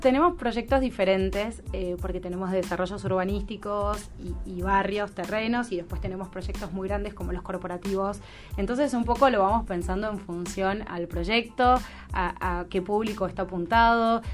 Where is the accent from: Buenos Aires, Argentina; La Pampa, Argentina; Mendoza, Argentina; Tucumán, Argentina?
Buenos Aires, Argentina; moved away as an adult; now in Salta, Argentina; yo soy porteña, vivo en Salta hace dos años